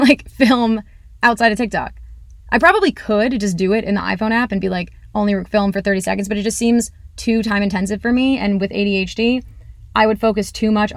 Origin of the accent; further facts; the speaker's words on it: Massachusetts, United States; I am from Massachusetts